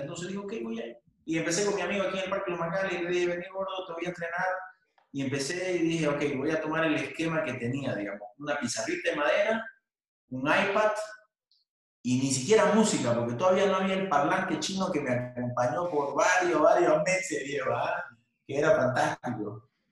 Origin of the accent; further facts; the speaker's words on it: Bolivia; moved away as an adult; also born or lived in Buenos Aires, Argentina; era el único boliviano que iba a CrossFit, terminé llevando como 15 bolivianos que estudiaban en Buenos Aires